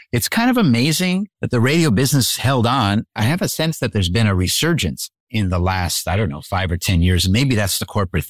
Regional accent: Montreal, Quebec, Canada; I grew up in Montreal, actually.

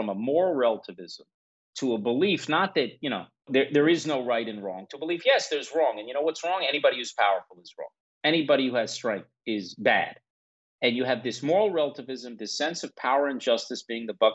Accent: United States; I was born and raised in the United States

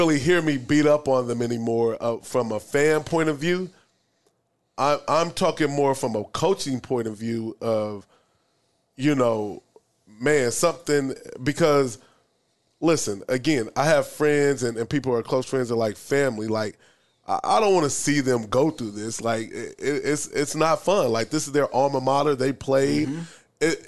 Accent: Omaha, Nebraska, United States; also born or lived in Maryland; I grew up in Nebraska, grew up in Omaha.

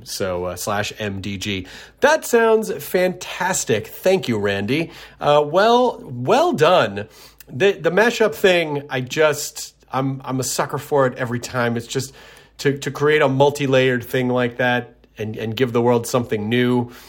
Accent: Tennessee, United States; I never said y'all when I was younger growing up in Tennessee, but it has found its way into my vernacular. So I don't know why. I don't sound Southern, but then the y'all just creeps out.

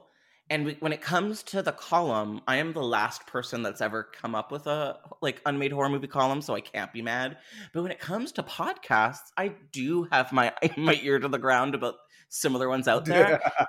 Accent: Canada; I mean, I am Canadian, where... so yes.

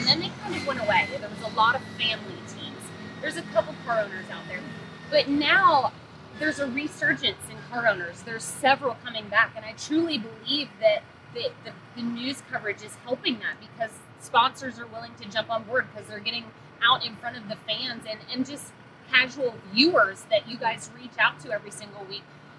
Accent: Central Pennsylvania, United States; I grew up here in Central Pennsylvania

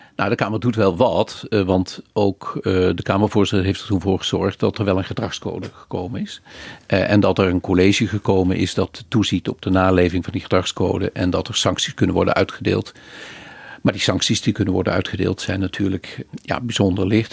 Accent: Maastricht, Limburg, Netherlands; Ik kom uit Maastricht, dat hoor je wel.

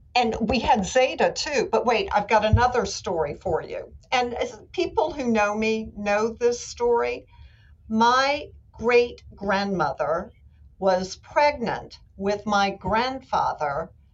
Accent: New Orleans, Louisiana, United States; moved away as an adult; also born or lived in Charleston, South Carolina / Baton Rouge; I came to New Orleans, which is my hometown, and which is where I wanted to be

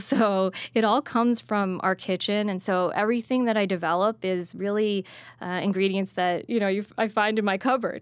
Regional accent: New Jersey, United States; I grew up in Jersey

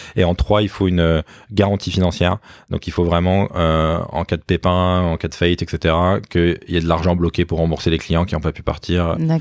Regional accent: Limeil-Brévannes, Île-de-France, France; en banlieue parisienne, euh, à limeil brévan exactement, une petite ville coincée entre Boissy-Saint-Léger, la ligne A, et Villeneuve-Saint-Georges, la ligne D

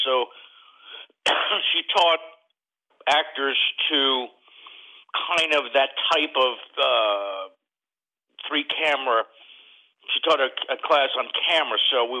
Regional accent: New York, United States; born there; moved away as an adult; now in Los Angeles, United States; Well, let's see, you know, I was born in New York, moved to Hollywood as soon as I heard about it, came here at 20, turned 21 on Dino's on Sunset Strip

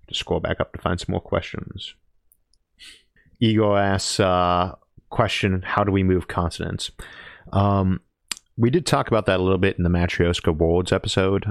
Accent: Ohio, United States; also born or lived in California; I'm from Ohio.

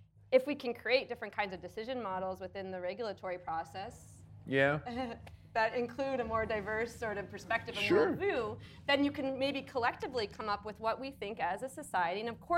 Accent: Canada; I grew up in Canada

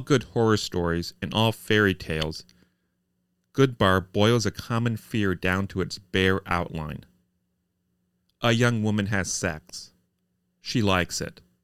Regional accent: Columbus, Indiana, United States; my hometown newspaper. the Columbus Republic

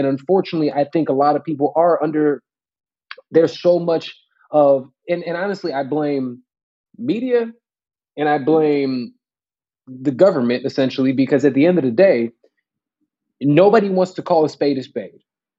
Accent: United States

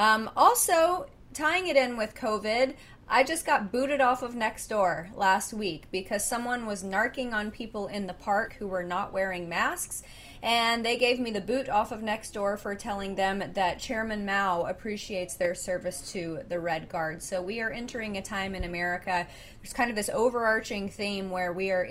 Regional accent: Alabama, United States; Mo Brooks from my home state of Alabama

